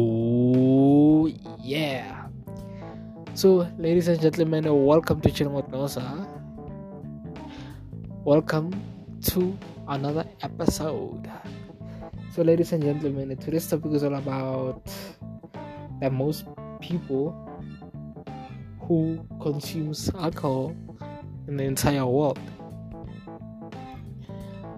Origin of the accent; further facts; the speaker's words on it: South Africa; that's my country, and I've been there.